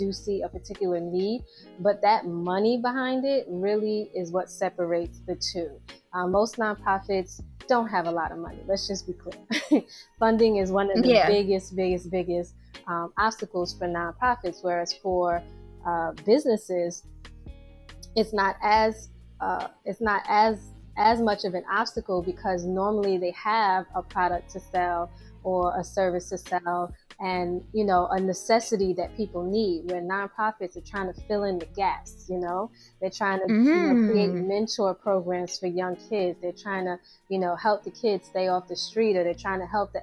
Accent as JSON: {"language": "English", "town": "New York City", "region": "New York", "country": "United States", "tie": "born or raised there", "said": "I grew up in New York City and I am a New York City girl"}